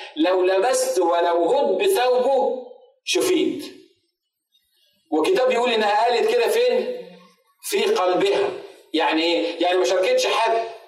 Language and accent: Arabic; Egypt; كعرب وكمصريين